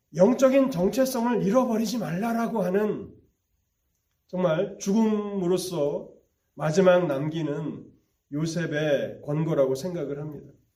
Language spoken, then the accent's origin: Korean; Gyeonggi Province, South Korea; moved away; 저는 고향이 경기도인데